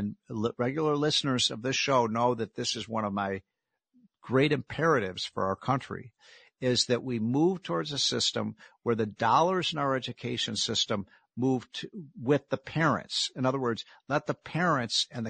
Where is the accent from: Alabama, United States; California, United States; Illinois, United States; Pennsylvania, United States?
Illinois, United States; Chicago; I come from Chicago